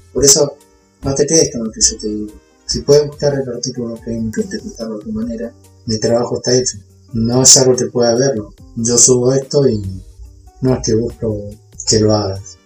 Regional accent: Argentina; somos todos argentinos

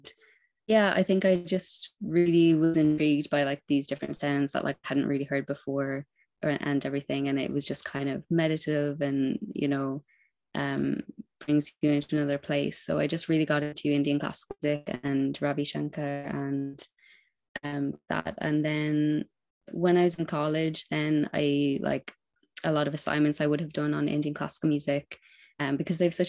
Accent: Wexford, Leinster, Ireland; now in Dublin, Ireland; I'm from Ireland and living in Dublin, from Wexford originally.

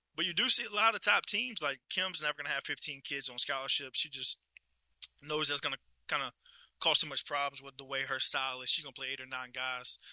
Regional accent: Livingston Parish, Louisiana, United States; born and raised in Livingston Parish

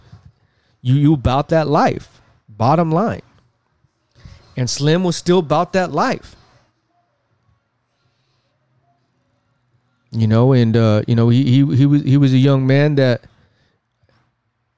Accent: West Coast, United States; I'm not from the South. I'm from the West Coast.

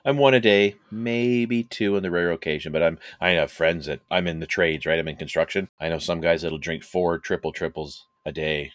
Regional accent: Canada; we're, uh, Canadian

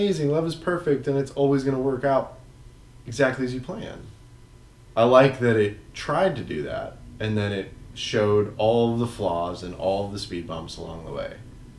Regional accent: West Coast, United States; Oh my god, we're from the West Coast.

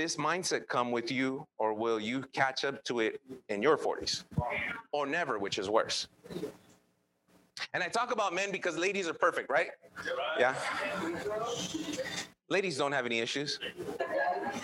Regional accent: Los Angeles, California, United States; English is a second language; I grew up in East

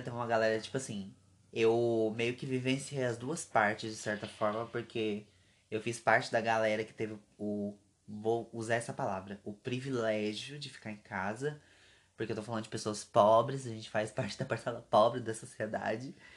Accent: Brazil; a gente é brasileiro

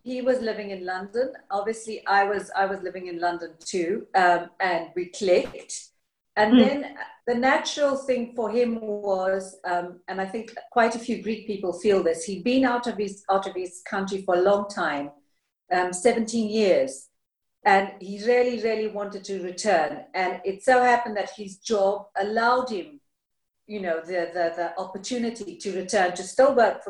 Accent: Zimbabwe; also born or lived in United Kingdom; now in Greece; the way I grew up in Zimbabwe, with a grandmother, with cousins, with aunts.

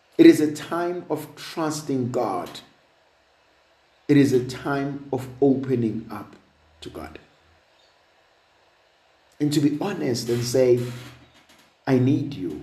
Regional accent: South Africa; I'm a South African

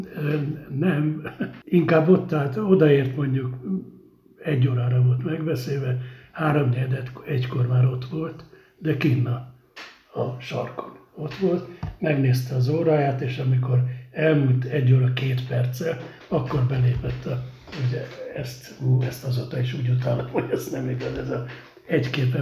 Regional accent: Budapest, Hungary; moved away as an adult; now in Székesfehérvár, Hungary; Újpesten születtem, aztán beköltöztünk a hatodik kerületbe, de Újpest

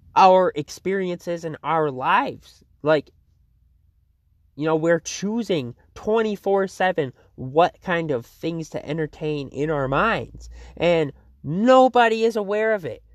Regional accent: Fruitport, Michigan, United States; Fruitport, my hometown

